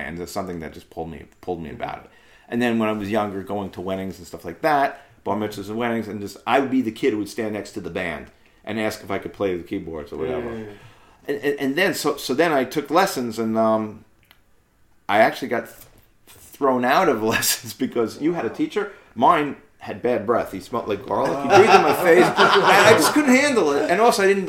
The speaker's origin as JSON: {"language": "English", "town": "New York City", "region": "New York", "country": "United States", "tie": "born or raised there", "also_born_or_lived": "Staten Island", "said": "I grew up in Brooklyn, Flappish Avenue, Kings Highway"}